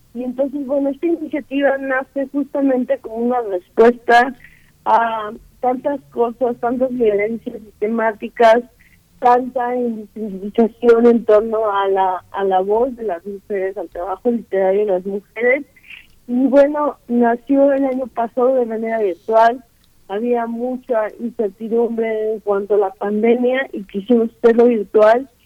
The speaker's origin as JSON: {"language": "Spanish", "region": "Guerrero", "country": "Mexico", "said": "yo soy de Guerrero"}